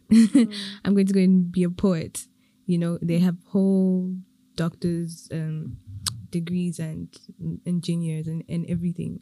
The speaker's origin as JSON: {"language": "English", "country": "Eswatini", "moved": "yes", "lives_now": "Rwanda", "said": "I'm from Swaziland, so but I'm in Rwanda."}